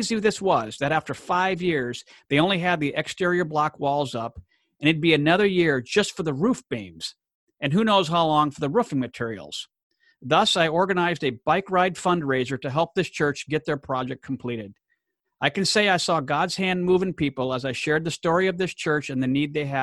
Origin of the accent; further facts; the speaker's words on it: Gemena, Sud-Ubangi, DR Congo; moved away; my hometown in Gemena, Democratic Republic of Congo